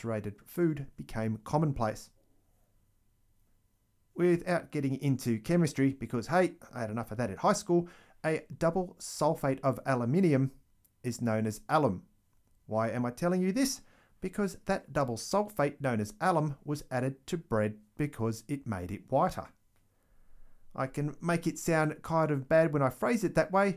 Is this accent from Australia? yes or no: yes; Australia; Growing up in Australia in the 1980s